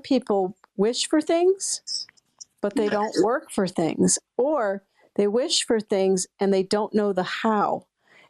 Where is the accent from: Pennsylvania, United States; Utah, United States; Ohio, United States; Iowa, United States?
Iowa, United States; Pleasant Valley; now in Maine, United States; I loved growing up in Iowa